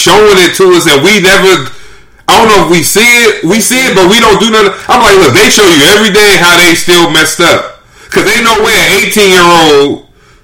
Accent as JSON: {"language": "English", "region": "California", "country": "United States", "tie": "born or raised there", "also_born_or_lived": "Los Angeles", "moved": "as an adult", "lives_now": "Brooklyn, United States", "said": "I grew up in California"}